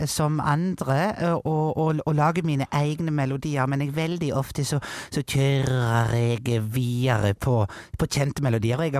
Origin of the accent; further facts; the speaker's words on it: Jondal, Vestland, Norway; jeg er fra